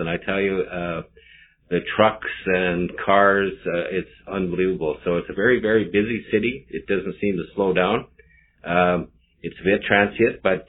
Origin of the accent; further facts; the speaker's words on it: Grande Prairie, Alberta, Canada; I'm born and raised in Grand Prairie